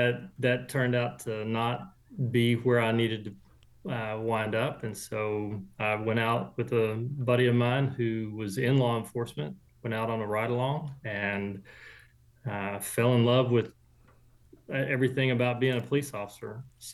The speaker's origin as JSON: {"language": "English", "town": "Corsicana", "region": "Texas", "country": "United States", "tie": "born or raised there", "said": "I grew up here in Texas. I was born down in Texas City, so down on the coast, Galveston area. And then my family moved to the Corsicana area in 1970."}